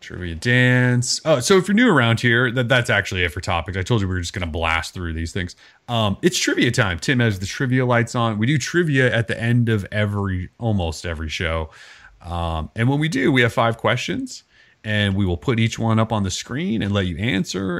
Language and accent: English; Montana, United States; moved away; I grew up in Montana